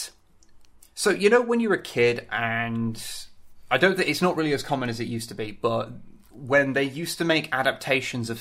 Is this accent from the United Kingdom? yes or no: yes; United Kingdom; I am British